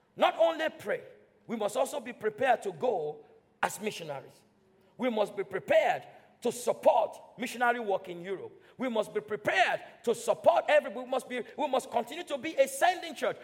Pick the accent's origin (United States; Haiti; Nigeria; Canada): Nigeria; now in United Kingdom; I'm British now. I was born and raised in Nigeria